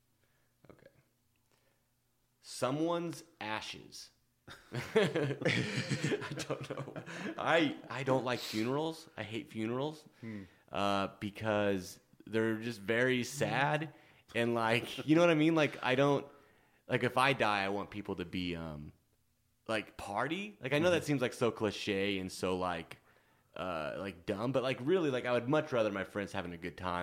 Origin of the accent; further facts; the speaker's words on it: Nebraska, United States; moved away; in Nebraska, we had Dunkin' Donuts when I was growing up